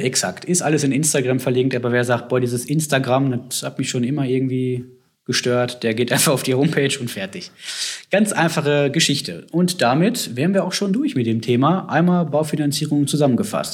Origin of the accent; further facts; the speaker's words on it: Herdecke, Witten, Dortmund area, North Rhine-Westphalia, Germany; wo ich herkomme, Herdecke, Witten, Dortmund, die Ecke